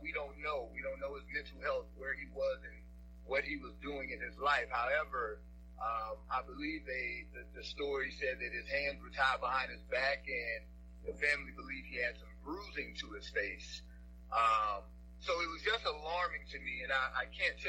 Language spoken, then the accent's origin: English; Shreveport, Louisiana, United States; moved away as an adult; also born or lived in Orlando, Florida / New York City; now in Florida, United States; growing up in Shreveport, Louisiana